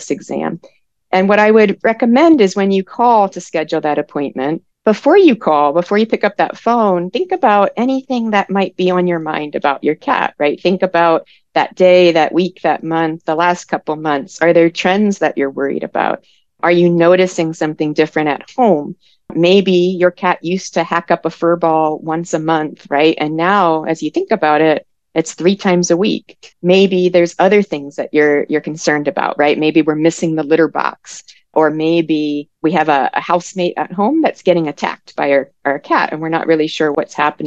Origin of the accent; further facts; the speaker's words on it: Maryland, United States; moved away; I'm from the East Coast, so I'm originally from Maryland